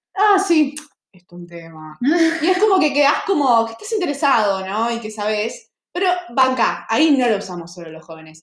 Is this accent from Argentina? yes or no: yes; Argentina